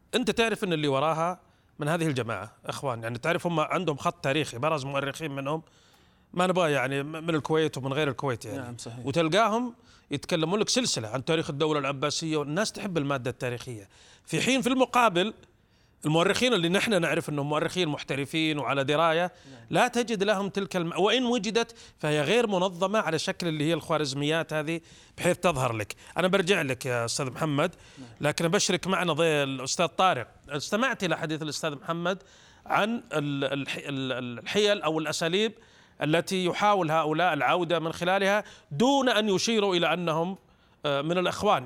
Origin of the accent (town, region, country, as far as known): Saudi Arabia